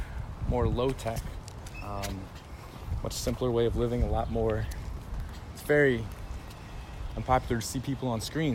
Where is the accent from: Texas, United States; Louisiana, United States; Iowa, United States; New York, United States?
Louisiana, United States; New Orleans; I was from New Orleans.